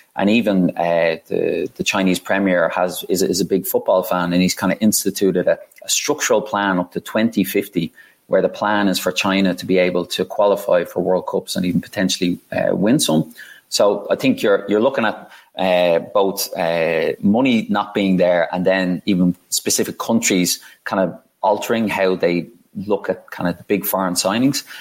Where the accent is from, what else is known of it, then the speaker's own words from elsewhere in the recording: Ireland; being Irish